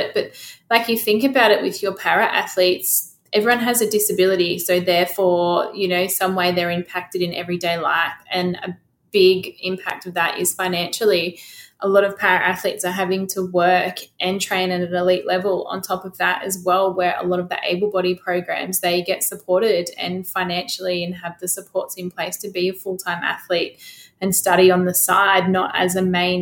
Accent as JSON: {"language": "English", "country": "Australia", "said": "as Australian athletes and as Australians as well"}